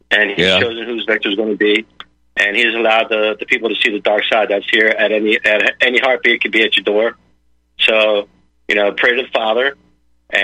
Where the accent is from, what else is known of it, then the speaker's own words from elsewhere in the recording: United States; we were blessed being born American